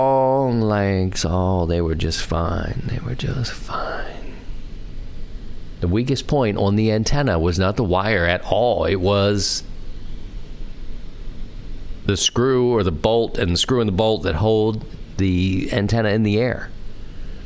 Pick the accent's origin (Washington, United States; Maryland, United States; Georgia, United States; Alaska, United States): Maryland, United States; Baltimore; the city where I grew up in Baltimore